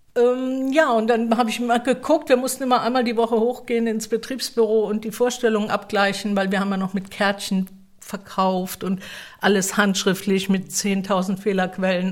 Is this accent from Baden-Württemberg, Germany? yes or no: yes; Mannheim, Baden-Württemberg, Germany; ich bin tatsächlich hier in Mannheim geboren und in der Nähe aufgewachsen